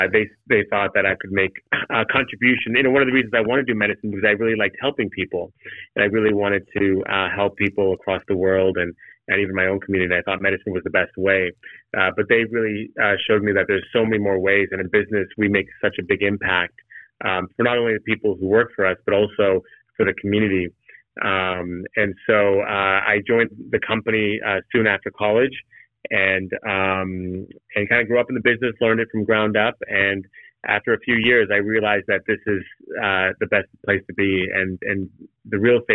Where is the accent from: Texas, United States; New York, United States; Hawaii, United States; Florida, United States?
Florida, United States; Orlando; also born or lived in London; grew up in Orlando pretty much all my life. I was born in London, but moved to Orlando when I was like 3 months old and have lived here ever since